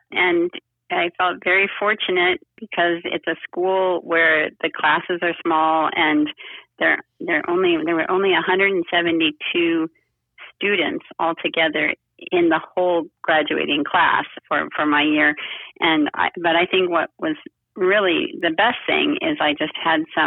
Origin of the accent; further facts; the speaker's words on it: Berkeley, California, United States; also born or lived in Oakland / Washington, D.C.; I grew up in Berkeley. We moved here when I was 9 years old, and I've lived mostly in Berkeley since then